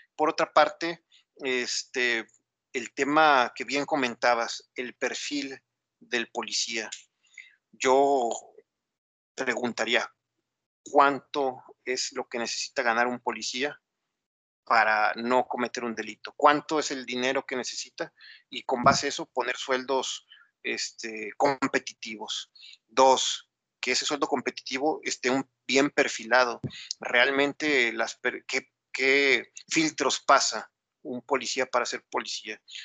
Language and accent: Spanish; Mexico; como sociedad mexicana